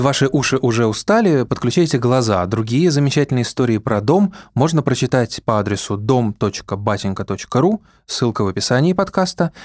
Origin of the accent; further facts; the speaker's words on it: Saint Petersburg, Russia; now in Moscow, Russia; Я родился в Ленинграде, живу в Москве